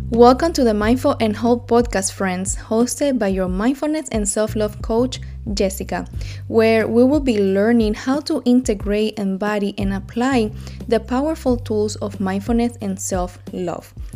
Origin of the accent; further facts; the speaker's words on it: Cuba; moved away; I'm from Cuba.